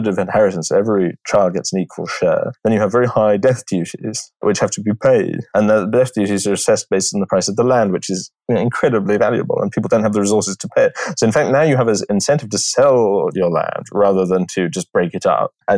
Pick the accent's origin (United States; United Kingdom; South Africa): United Kingdom; England; moved away; I'm an Englishman, and that's what my palate was formed with that. You can take me out of England, but you can't take England out of me